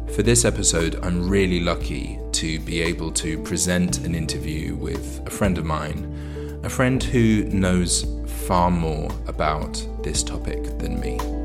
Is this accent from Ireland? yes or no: no; United Kingdom; We're two British people